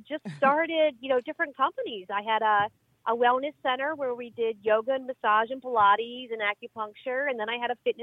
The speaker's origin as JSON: {"language": "English", "town": "Pottstown", "region": "Pennsylvania", "country": "United States", "moved": "as an adult", "lives_now": "Miami, United States", "said": "I am from Philadelphia, actually from Pottstown, Pennsylvania, which is 40 miles west of Philadelphia"}